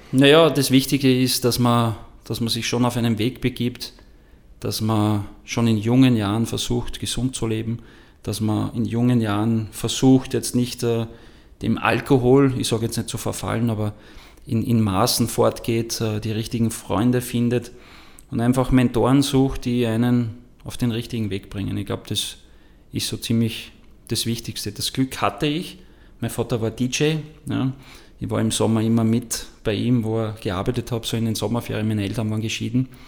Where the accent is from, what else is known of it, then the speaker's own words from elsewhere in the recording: Wels, Upper Austria, Austria; born there; ich bin geboren in Wels, habe begonnen bei Eintracht Wels als Torwart